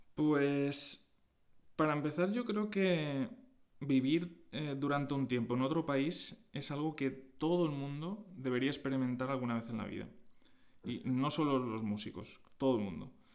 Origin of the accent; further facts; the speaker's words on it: Agost, Valencian Community, Spain; Sí, yo soy de Agost, un, pueblo de poco más de 4.000 habitantes en, Alicante